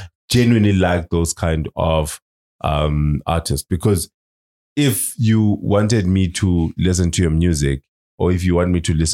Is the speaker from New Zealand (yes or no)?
no; Manzini, Eswatini; I'm from Manzini